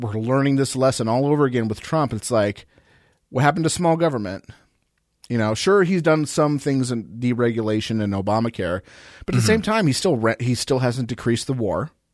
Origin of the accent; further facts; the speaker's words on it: United States; I'm American